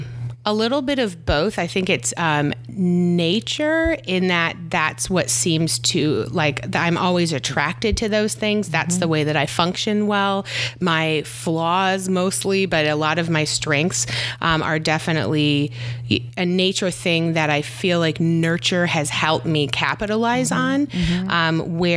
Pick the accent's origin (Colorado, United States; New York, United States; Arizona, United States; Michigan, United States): Michigan, United States; also born or lived in Virginia Beach / San Diego; now in Austin, United States; So I am originally from Michigan and I feel like I've moved all over. I've lived in Virginia Beach, San Diego, always lived by water. Recently I've moved to Austin.